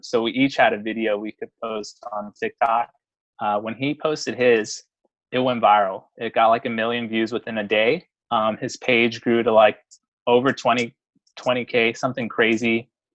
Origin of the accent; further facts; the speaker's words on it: San Francisco, California, United States; I'm from San Francisco, California